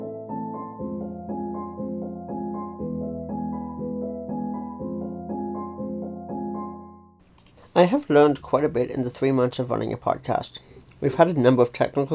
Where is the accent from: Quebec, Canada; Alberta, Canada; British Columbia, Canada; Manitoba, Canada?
Alberta, Canada; Calgary; also born or lived in near Toronto, Ontario; now in Ontario, Canada; I grew up in the city of Calgary, Alberta, Canada, but now live in a small city close to Toronto, Ontario.